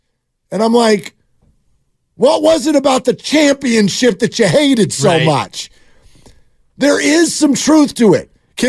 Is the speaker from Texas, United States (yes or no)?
no; Minnesota, United States; Because I grew up in Minnesota, we never won anything. Anything.